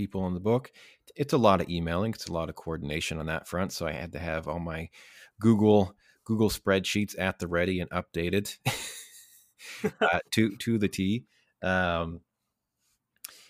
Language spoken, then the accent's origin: English; Lac La Biche, Alberta, Canada; also born or lived in Kootenays; now in Vancouver, Canada; I am originally from Northern Alberta, Lac La Biche, Alberta.